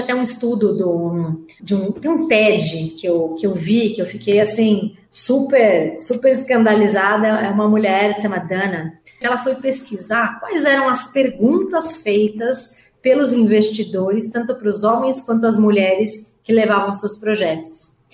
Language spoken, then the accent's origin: Portuguese; Brazil; enquanto empresários ou enquanto brasileiros